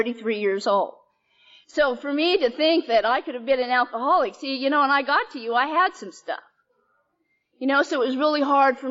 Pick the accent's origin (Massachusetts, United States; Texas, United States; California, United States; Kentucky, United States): California, United States; Bay Area; also born or lived in Chowchilla, California / San Francisco, California; I grew up predominantly in the Bay Area. I lived in San Francisco, down in the Fillmore